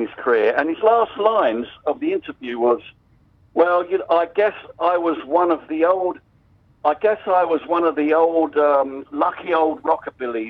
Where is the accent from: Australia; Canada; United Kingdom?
United Kingdom; London; moved away; I'm from West London.